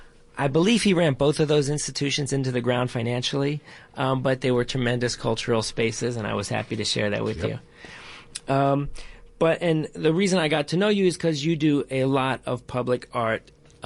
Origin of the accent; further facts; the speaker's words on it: Maryland, United States; now in New York, United States; I grew up in Maryland, though I was born in New York